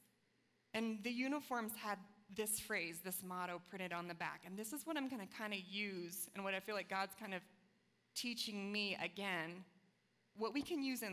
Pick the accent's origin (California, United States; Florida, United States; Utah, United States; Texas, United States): Florida, United States; I grew up in Florida, one of the most competitive states in the nation